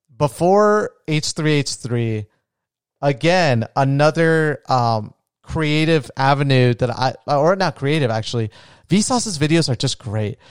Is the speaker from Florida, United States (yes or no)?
yes; Florida, United States; also born or lived in Colombia; I was raised in Florida